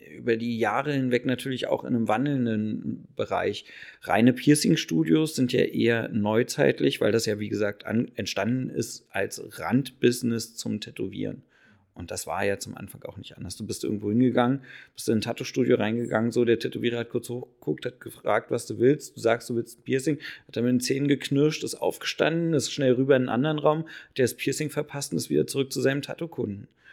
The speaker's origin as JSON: {"language": "German", "region": "Berlin", "country": "Germany", "tie": "born or raised there", "said": "bin gebürtiger Berliner."}